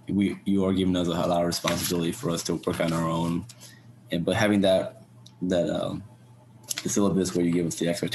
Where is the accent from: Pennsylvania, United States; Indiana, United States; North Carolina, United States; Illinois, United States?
Illinois, United States; Chicago; now in St. Louis, United States; I'm originally from Chicago, so it's a 5-hour drive for me to come to St. Louis